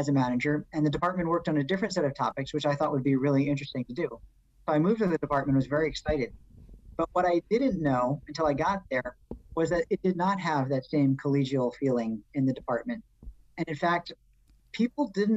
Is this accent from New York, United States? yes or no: yes; New York City, New York, United States; being a New Yorker